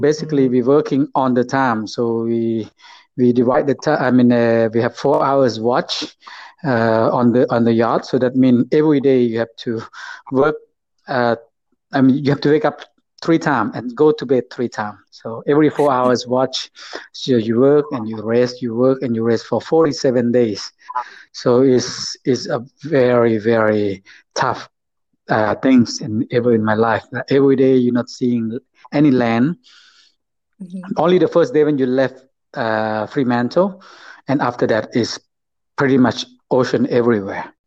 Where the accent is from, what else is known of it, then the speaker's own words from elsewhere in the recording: Houaphanh, Laos; I'm not from Vientiane. I'm originally was born in the place called uh, Huapan province. Uh, so it's the yes. northeast of Laos